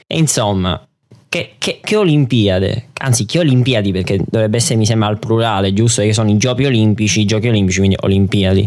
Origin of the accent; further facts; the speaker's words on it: Italy; noi italiani